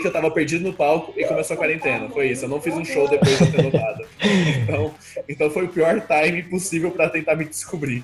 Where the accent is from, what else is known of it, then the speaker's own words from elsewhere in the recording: Goiânia, Goiás, Brazil; eu sou de Goiânia